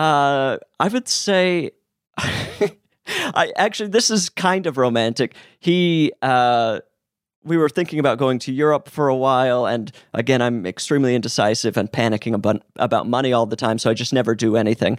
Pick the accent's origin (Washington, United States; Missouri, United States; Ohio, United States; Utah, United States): Utah, United States; I'm from Utah